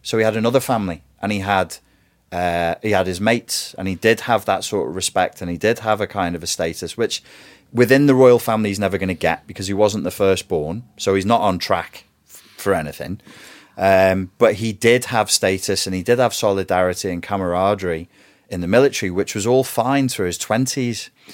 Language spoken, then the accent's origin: English; Portugal; moved away; also born or lived in England; I was raised in Portugal, which was warm and fuzzy, and then I was shoved into an English private school system